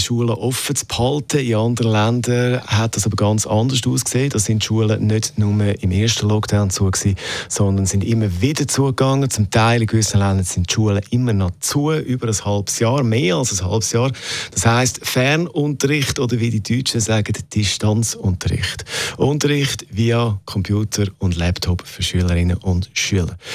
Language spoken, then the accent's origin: German; Switzerland; bei uns in der Schweiz